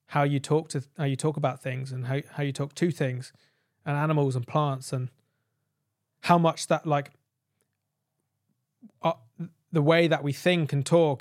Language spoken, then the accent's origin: English; United Kingdom; I'm a kid from the United Kingdom who has a smartphone, who's grown up in modern civilization